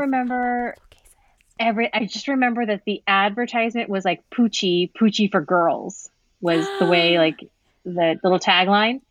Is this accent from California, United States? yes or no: yes; Santa Paula, California, United States; I'm from Santa Paula, California